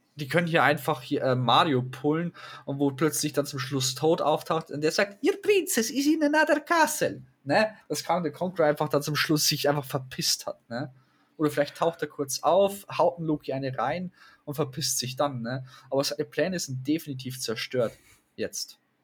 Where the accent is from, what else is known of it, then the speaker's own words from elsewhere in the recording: Germany; Bei uns in Deutschland, zumindest, ich sage in dem Bereich, wo wir leben